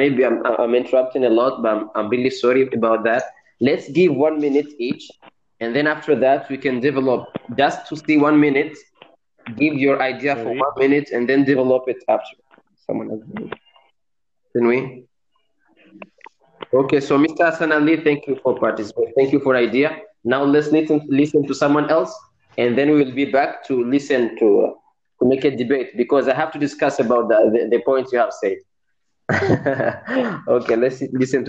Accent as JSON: {"language": "English", "country": "Comoros", "moved": "as an adult", "lives_now": "India", "said": "I'm from Mitsuje, but now I live in India"}